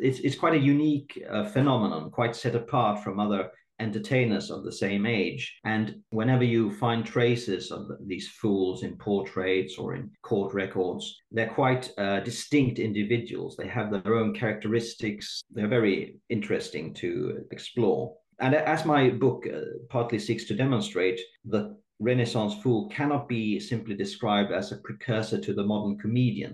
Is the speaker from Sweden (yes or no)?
yes; Sweden; I'm born and raised in Sweden.